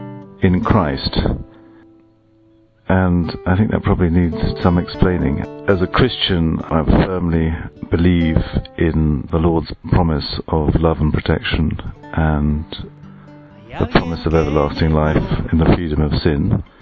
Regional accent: England, United Kingdom; I'm from England.

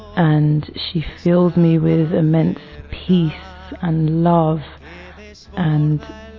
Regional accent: London, United Kingdom; I'm 36 years old and I'm from London in England.

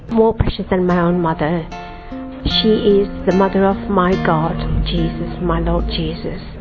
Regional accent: London, United Kingdom; I'm from England, London.

